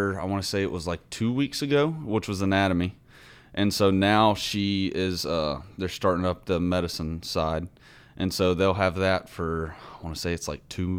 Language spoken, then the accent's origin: English; Huntsville, Alabama, United States; moved away; Huntsville, Alabama.